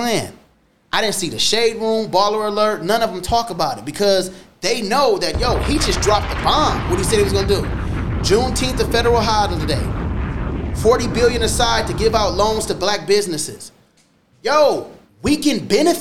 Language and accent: English; United States; I'm American